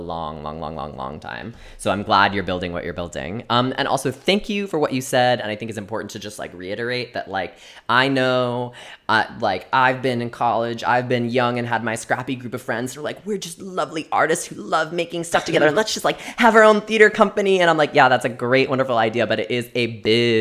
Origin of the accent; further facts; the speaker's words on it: Chicago, Illinois, United States; I am not a New Yorker, I'm a Chicagoan